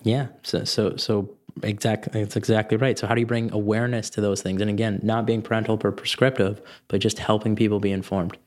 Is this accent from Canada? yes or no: yes; Canada; I'm concerned as a Canadian